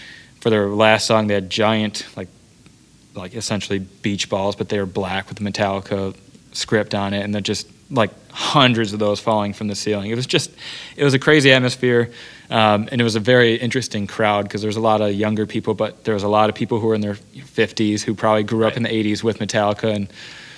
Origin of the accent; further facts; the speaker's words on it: Detroit, Michigan, United States; also born or lived in Cleveland, Ohio; I'm from Metro Detroit